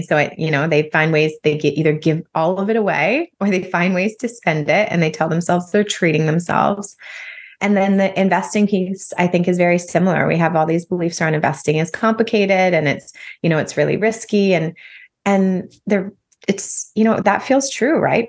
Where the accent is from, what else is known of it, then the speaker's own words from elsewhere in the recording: close to Toronto, Ontario, Canada; moved away as an adult; also born or lived in Calgary, Alberta; now in Nosara, Costa Rica; I'm Canadian. I grew up in close to Toronto, um, Ontario, and then spent a number of years living in Calgary, Alberta